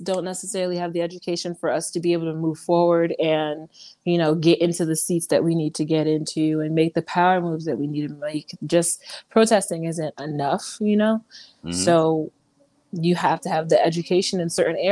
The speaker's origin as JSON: {"language": "English", "region": "Florida", "country": "United States", "also_born_or_lived": "Georgia / Mississippi / Alabama / Little Rock, Arkansas", "moved": "yes", "lives_now": "Sacramento, United States", "said": "I am from Florida"}